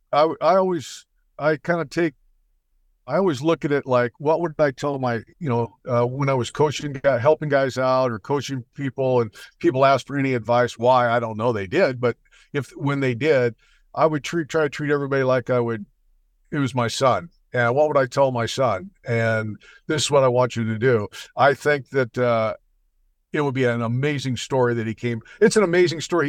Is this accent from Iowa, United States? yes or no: no; New York, United States; I was born in New York